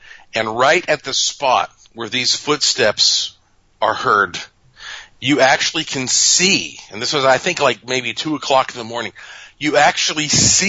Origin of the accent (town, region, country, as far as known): North Carolina, United States